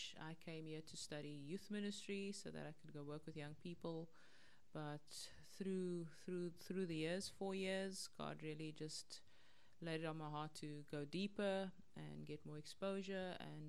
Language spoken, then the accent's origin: English; Johannesburg, Gauteng, South Africa; moved away as an adult; now in Cape Town, South Africa; I grew up in Joburg. Grew up in a normal, predominantly colored neighborhood, went to a government school, and came to Cape Town to come to Bible College.